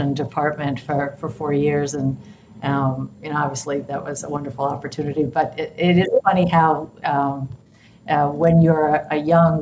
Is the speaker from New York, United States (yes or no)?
yes; New York, United States; moved away as an adult; now in San Francisco, United States; I grew up in New York